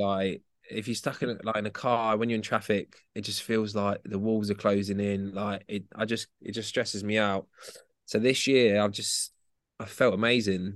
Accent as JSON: {"language": "English", "town": "Luton", "region": "East of England", "country": "United Kingdom", "tie": "born or raised there", "said": "born in Luton. I'd moved back home with my mum"}